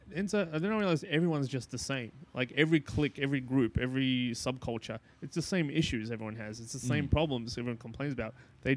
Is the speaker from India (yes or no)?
no; Sydney, New South Wales, Australia; I grew up in like Bankstown, Greenacre area.